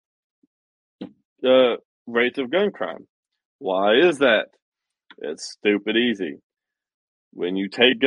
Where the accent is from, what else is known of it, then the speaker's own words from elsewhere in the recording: Tennessee, United States; my home state, Tennessee